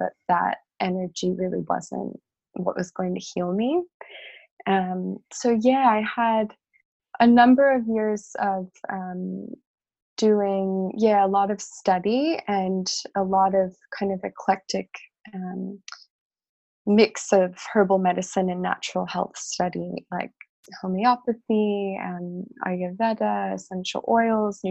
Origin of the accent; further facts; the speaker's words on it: Chicago, Illinois, United States; I grew up in Chicago